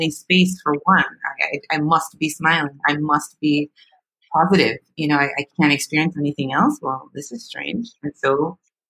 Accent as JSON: {"language": "English", "country": "Jamaica", "said": "I'm Jamaican."}